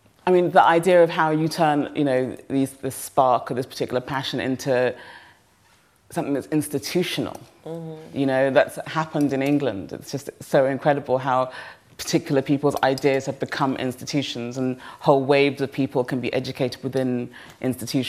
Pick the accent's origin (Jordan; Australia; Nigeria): Nigeria; I'm so Nigerian